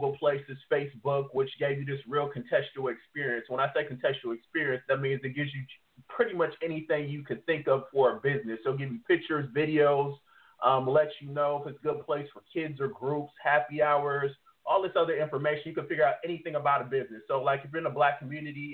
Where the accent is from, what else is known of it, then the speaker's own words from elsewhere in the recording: Detroit, Michigan, United States; moved away; originally I'm from Detroit, Michigan.